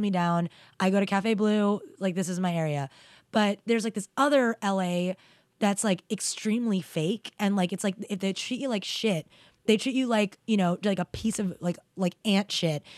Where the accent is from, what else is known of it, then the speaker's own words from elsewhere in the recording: New York, United States; growing up in New York